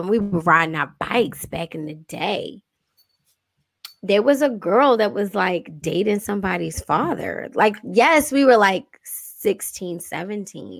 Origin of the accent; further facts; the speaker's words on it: Baltimore, Maryland, United States; I'm from Baltimore City